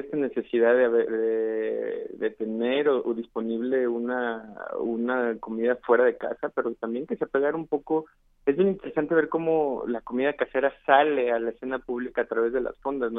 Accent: San Luis Potosí, Mexico; now in Mexico City, Mexico; Yo soy de San Luis Potosí, de la capital

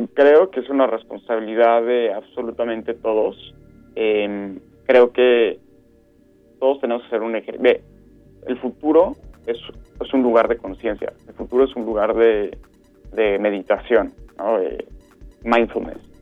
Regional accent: Mexico; moved away; also born or lived in Europe; nosotros como mexicanos

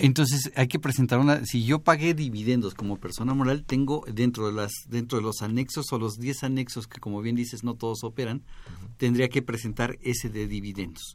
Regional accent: Mexico; como buenos mexicanos y como buenos contadores

